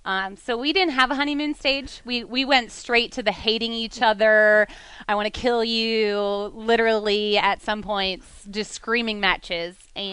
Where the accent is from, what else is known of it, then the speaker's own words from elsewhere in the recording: Pennsylvania, United States; And I'm like, Pennsylvania. And everybody back home's like, man, you've been in the South a long time.